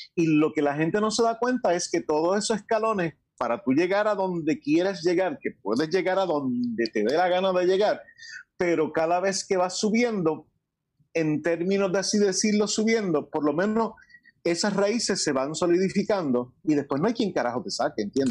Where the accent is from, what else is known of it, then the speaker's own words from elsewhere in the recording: Añasco, Puerto Rico; also born or lived in New York; tengo más años vividos en Añasco que en Estados Unidos